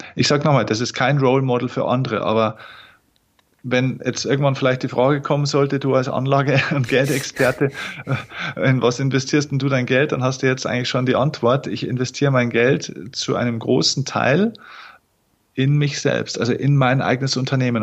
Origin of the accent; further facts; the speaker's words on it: Lower Bavaria, Germany; accent: Bavarian dialect (hidden); Ich komme aus Niederbayern